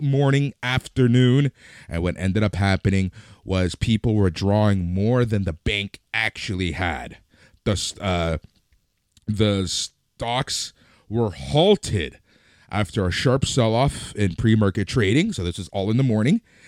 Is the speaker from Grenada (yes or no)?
no; Canada; we're Canadian, we're based in Canada